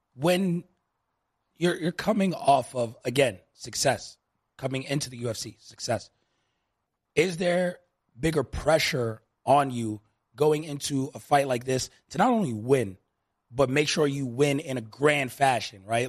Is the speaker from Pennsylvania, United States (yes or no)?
no; New York, United States; now in Las Vegas, United States; I grew up in New York, tons of Nigerian friends